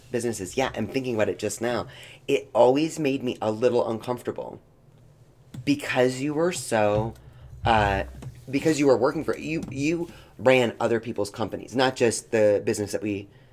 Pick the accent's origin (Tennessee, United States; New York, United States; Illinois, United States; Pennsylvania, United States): Tennessee, United States; Knoxville; moved away; we were growing up in Knoxville and even moving here